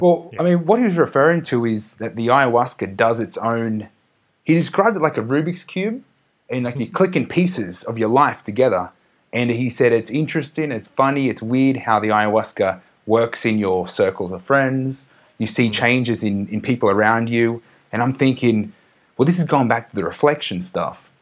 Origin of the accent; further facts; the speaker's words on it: Australia; now in Mexico; I'm just an Australian